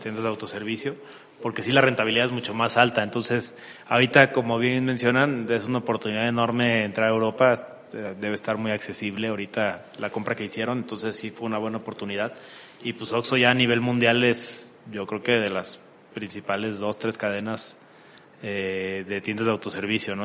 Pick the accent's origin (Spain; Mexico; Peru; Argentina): Mexico; somos los vecinos de Estados Unidos